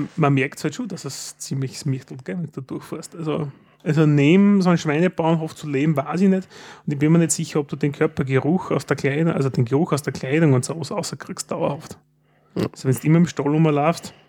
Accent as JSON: {"language": "German", "region": "Styria", "country": "Austria"}